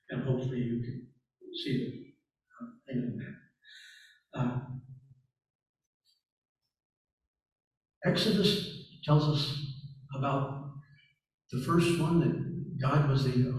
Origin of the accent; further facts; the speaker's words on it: the South, United States; I'm from the South